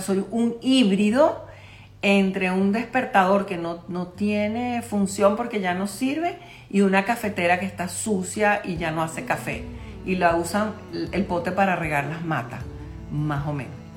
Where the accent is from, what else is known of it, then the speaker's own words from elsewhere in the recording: Caracas, Capital District, Venezuela; yo soy de Caracas, Venezuela